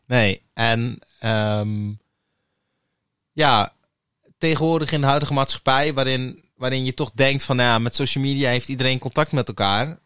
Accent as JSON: {"language": "Dutch", "town": "Terneuzen", "region": "Zeeland", "country": "Netherlands", "tie": "born or raised there", "said": "geboren en getogen in Terneuzen"}